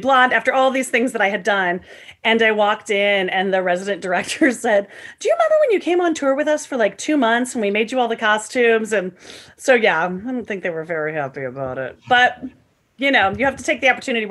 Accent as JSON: {"language": "English", "town": "St. Louis", "region": "Missouri", "country": "United States", "tie": "born or raised there", "said": "I grew up in St. Louis, Missouri"}